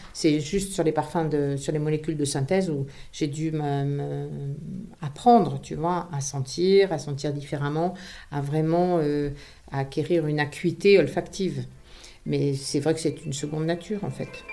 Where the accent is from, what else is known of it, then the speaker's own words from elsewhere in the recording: Grasse, Provence-Alpes-Côte d'Azur, France; moved away as an adult; also born or lived in Paris; j'ai grandi à Grasse